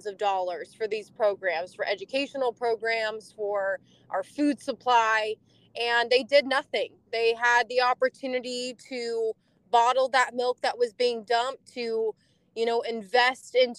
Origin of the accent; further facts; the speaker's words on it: California, United States; moved away as an adult; now in Tennessee, United States; I came from California. Originally, we farmed over 80 years there